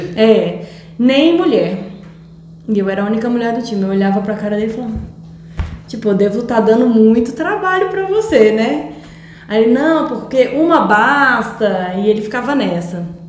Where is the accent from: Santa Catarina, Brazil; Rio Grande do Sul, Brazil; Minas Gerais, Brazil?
Minas Gerais, Brazil; moved away as an adult; also born or lived in São Paulo / Limeira / Campo Verde / Viçosa; Eu sou de Minas